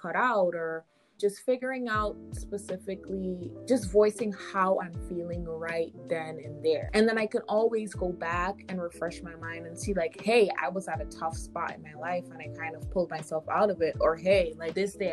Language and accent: English; Guyana; now in New York, United States; I am originally from Guyana, South America